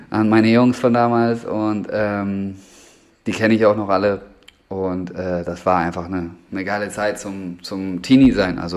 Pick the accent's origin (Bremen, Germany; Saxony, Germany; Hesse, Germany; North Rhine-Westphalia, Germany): Bremen, Germany; da bin ich groß geworden im Endeffekt. Also das war von 2004 bis 2012, lass mich nicht lügen, ungefähr glaube ich, äh, war da einfach so ein, so ein Skatepark am, ähm, am Hauptbahnhof